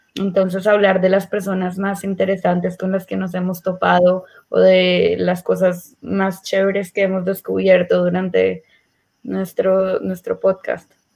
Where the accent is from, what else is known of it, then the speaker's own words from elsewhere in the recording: Colombia; moved away as an adult; now in Israel; yo nací y crecí en Colombia. Eh, me mudé a Israel cuando tenía 18 años.